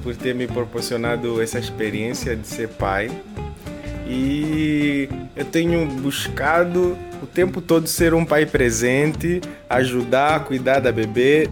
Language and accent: Portuguese; Angola; now in Brazil; angolanos que somos, residindo no Brasil